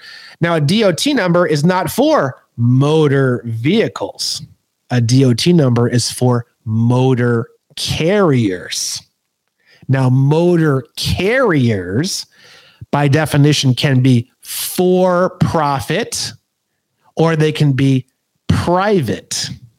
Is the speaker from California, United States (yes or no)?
yes; California, United States; I have a nationality, and I am a non-citizen national. I am a Californian.